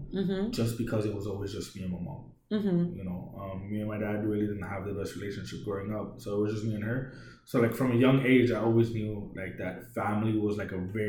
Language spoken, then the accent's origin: English; New York, United States; now in Puerto Rico; growing up in New York, I really didn't have a lot of friends. And even when I came here... so like I'm self-taught in Spanish.